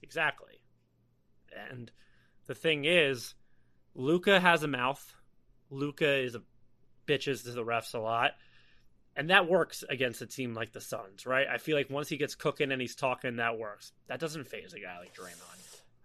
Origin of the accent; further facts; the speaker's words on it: East Coast, United States; we grew up on the East Coast, Philadelphia, Baltimore